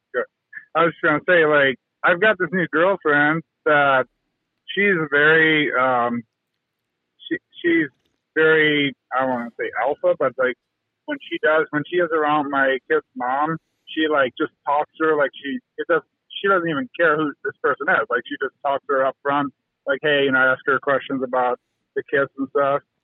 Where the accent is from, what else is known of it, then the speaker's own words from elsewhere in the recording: North Canton, Ohio, United States; I'm actually from North Canton, Ohio, where the Hoover Company is